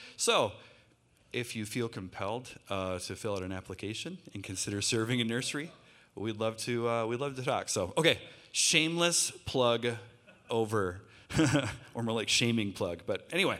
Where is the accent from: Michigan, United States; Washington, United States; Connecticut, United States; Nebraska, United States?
Michigan, United States; Lake City; I grew up in northern Michigan. I grew up in Lake City.